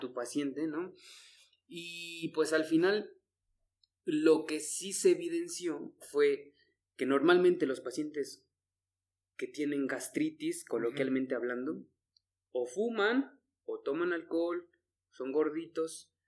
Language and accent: Spanish; Mexico; México, que estamos